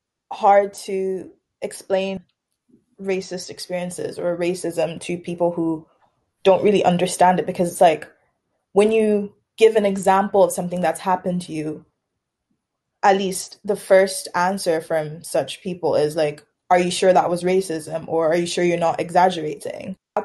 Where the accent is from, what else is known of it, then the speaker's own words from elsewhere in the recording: Tanzania; So I was like, oh yeah, I'm from Tanzania, whatever. Everyone associates Tanzania, East Africa in general, with the Lion King.